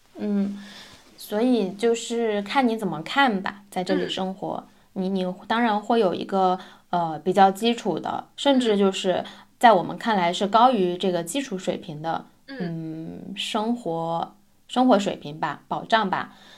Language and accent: Chinese; China; moved away as an adult; now in Gothenburg, Sweden; 咱们就是国人